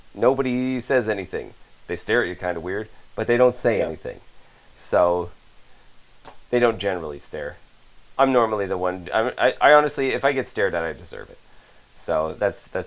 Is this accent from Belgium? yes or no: no; Canada; as a Canadian citizen